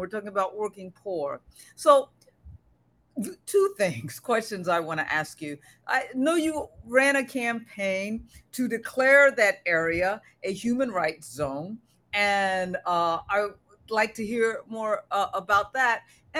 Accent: Maryland, United States; I'm from Maryland in that area and taught for years in Baltimore

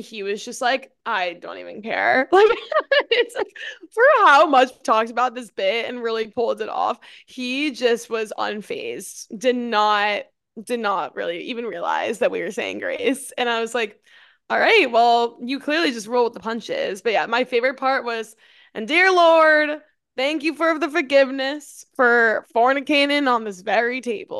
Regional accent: Sydney, New South Wales, Australia; I'm literally from Sydney, Australia.

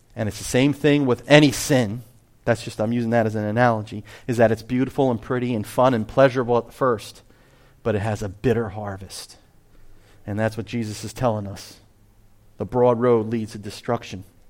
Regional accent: New Jersey, United States; I am from Jersey.

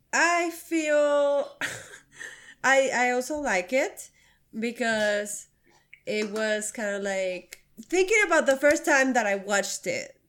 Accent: Mexico; moved away as an adult; now in United States; I grew up in Mexico for my, the twenty, the first twenty-three years of my life

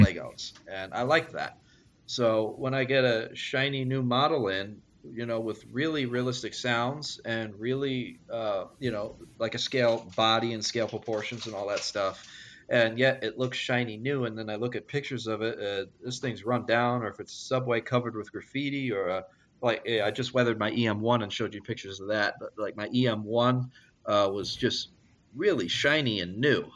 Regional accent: Long Island, New York, United States; growing up on Long Island, I just uh, I loved the diesel engines

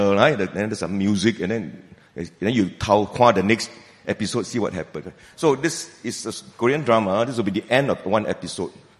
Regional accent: Malaysia; I'm a Malaysian

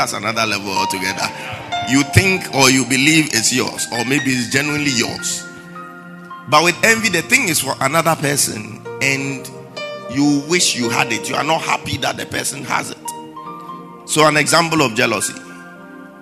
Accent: Accra, Greater Accra, Ghana; we live in our hometown, Jamestown, that's my hometown

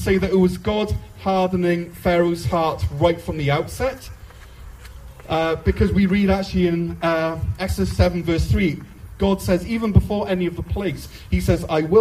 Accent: Wales, United Kingdom; Ich bin Walisisch, which means, "I am Welsh,"

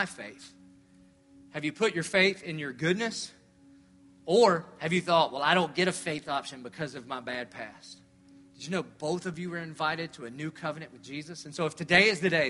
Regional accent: the South, United States; I grew up in the South. So we all believe God. We believed in God and college football and NASCAR

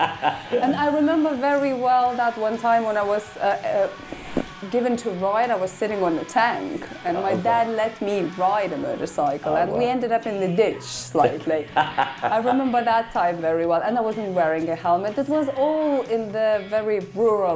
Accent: Lithuania; moved away; In Lithuania, especially where I was born in Christian family

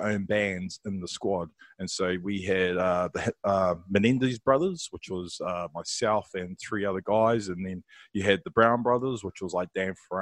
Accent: Wellington, New Zealand; I'm from Wellington.

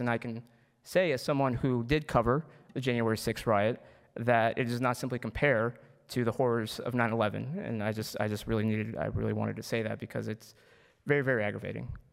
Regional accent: Wheaton, Illinois, United States; I was born here in the United States, and I grew up in the great town of Wheaton, uh, uh, however, it's unfortunately located in the terrible state of Illinois.

